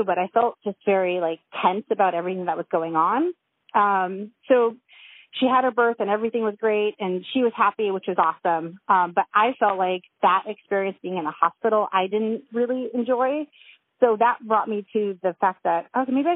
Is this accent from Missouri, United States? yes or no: no; Loma Linda, California, United States; I was born at home in Loma Linda